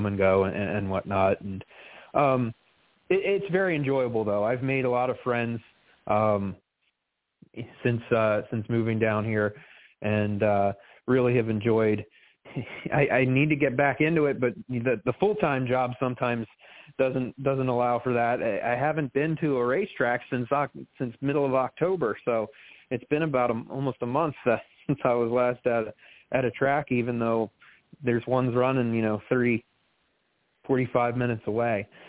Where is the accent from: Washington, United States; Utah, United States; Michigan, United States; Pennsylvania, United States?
Pennsylvania, United States; moved away as an adult; also born or lived in Long Island, New York; now in North Carolina, United States; I was born on Long Island, but I moved to Pennsylvania when I was 5 and lived there for more than 30 years